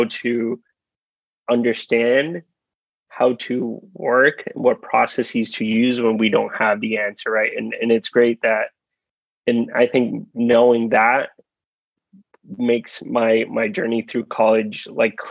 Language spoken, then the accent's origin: English; Puerto Rico; moved away as an adult; also born or lived in Rhode Island; I'm originally from Puerto Rico